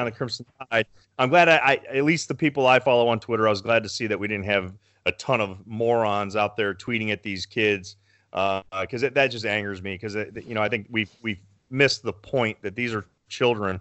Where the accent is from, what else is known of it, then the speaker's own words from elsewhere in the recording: Berea, Ohio, United States; I grew up in Berea, so I know where Medina is